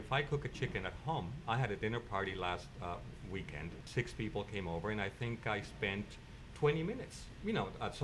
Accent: Mexico City, Mexico; now in San Francisco, United States; I grew up in Mexico City in the 60s

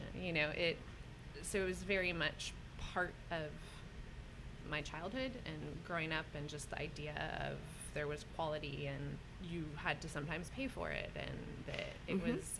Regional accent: Morgan Hill, California, United States; I'm born and raised in California. I grew up in the South Bay, a town called Morgan Hill. So had pretty typical California upbringing.

